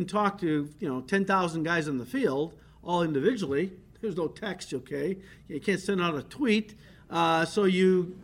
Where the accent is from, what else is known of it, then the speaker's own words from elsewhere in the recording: United States; first language English; As an American, of course, we have grown up with our language, English